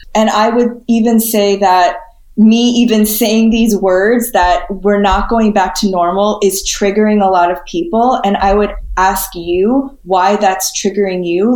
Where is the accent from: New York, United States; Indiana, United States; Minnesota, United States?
New York, United States; New York City; also born or lived in California / Spain / San Diego; I was born in Flushing, Queens, grew up in the city until I was six. And then my parents moved us out to the suburbs just outside New York City.